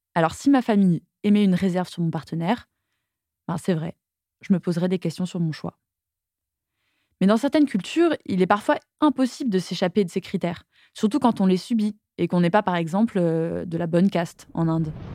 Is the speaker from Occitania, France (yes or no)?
yes; Toulouse, Occitania, France; j'ai grandi à Toulouse